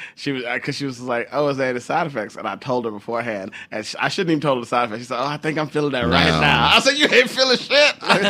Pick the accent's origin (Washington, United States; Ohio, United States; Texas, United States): Texas, United States; Houston; We're both from Houston. We can both be big.